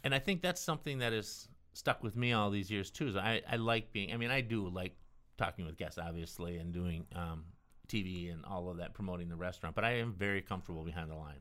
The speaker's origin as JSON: {"language": "English", "town": "Waukegan", "region": "Illinois", "country": "United States", "tie": "born or raised there", "also_born_or_lived": "Chicago", "moved": "as an adult", "lives_now": "Grand Rapids, United States", "said": "I grew up in Waukegan, Illinois"}